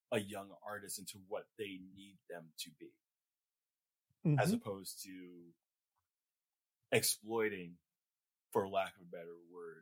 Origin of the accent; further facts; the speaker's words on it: New York City, New York, United States; I grew up in Flatbush. Okay. I still live in Brooklyn